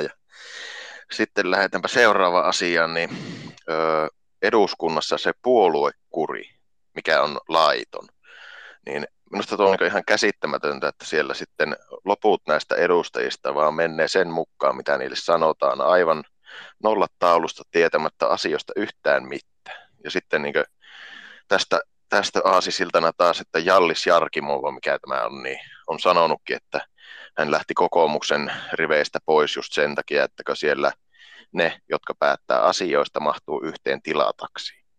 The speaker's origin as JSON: {"language": "Finnish", "town": "Oulu", "region": "North Ostrobothnia", "country": "Finland", "said": "Oulusta on."}